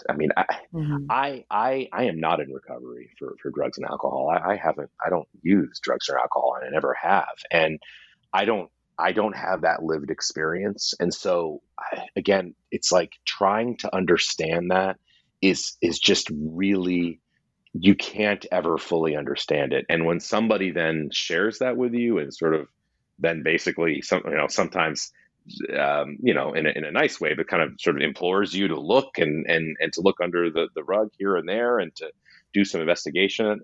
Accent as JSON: {"language": "English", "region": "West Coast", "country": "United States", "said": "I'm from the West Coast where that name carries far uh, you know less cachet than the East Coast"}